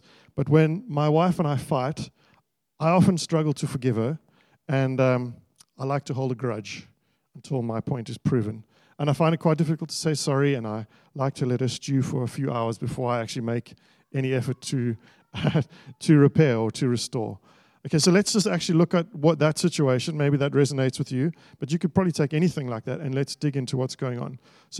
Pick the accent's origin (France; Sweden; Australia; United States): Australia; as an Australian society where there is so many different kinds of people, so many different backgrounds, so many different nationalities, lots of things that are different, there must be something that makes us gather together